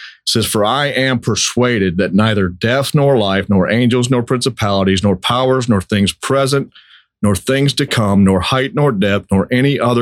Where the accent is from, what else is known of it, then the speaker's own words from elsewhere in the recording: Lansing, Michigan, United States; I was born in Lansing, Michigan.